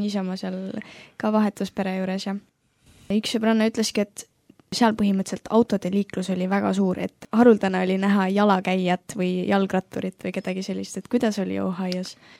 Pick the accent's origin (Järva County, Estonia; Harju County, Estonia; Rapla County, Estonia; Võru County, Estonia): Harju County, Estonia; Tallinn; olen kaheksateistaastane, tulen Tallinnast